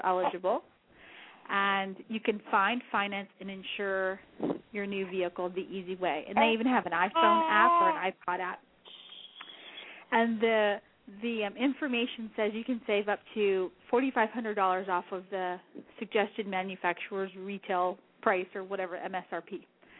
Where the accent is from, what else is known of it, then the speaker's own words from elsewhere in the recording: New Mexico, United States; moved away; I'm from the state of New Mexico